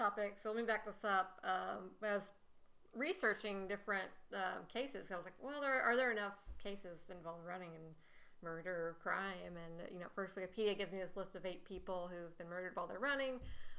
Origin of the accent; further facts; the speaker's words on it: Texas, United States; I was up at a crosswalk in my hometown in Texas